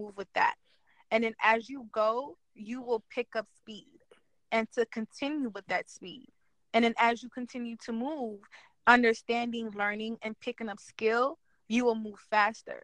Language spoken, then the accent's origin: English; Haiti; now in New York, United States; I'm from Haiti. I live in New York.